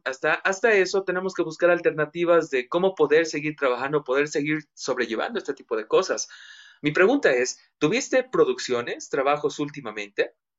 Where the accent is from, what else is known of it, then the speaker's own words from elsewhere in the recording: Bolivia; nosotros como bolivianos